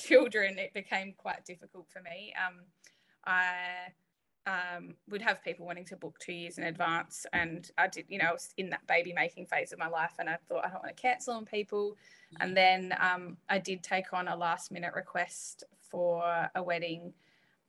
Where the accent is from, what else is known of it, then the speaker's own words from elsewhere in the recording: Mount Gambier, South Australia, Australia; also born or lived in Adelaide; now in Millicent, Australia; I grew up in Mount Gambier, moved away, went to uni